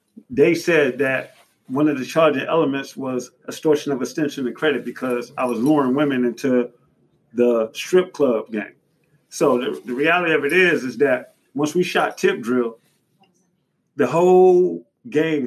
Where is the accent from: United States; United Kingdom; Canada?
United States; Miami, Florida; I'm from Miami. It's multicultural.